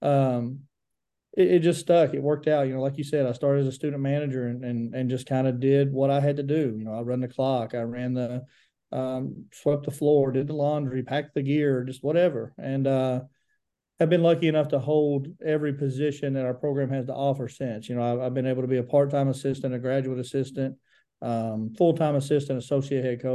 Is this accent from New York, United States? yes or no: no; Grundy, Virginia, United States; moved away as an adult; now in Pikeville, United States; I'm from Grundy, Virginia, originally born and raised, and graduated from Grundy in 2006